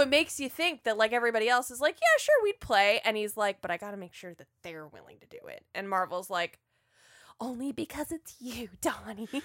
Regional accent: North Carolina and Georgia, United States; I was raised in North Carolina and Georgia

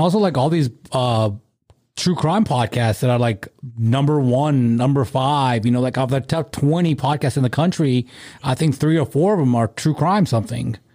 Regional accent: South Africa; moved away; when I was growing up in South Africa

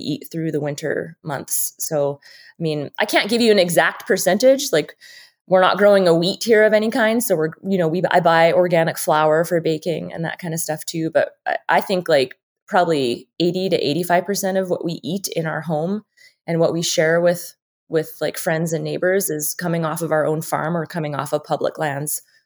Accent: Saskatchewan, Canada; now in Idaho, United States; I'm from Saskatchewan

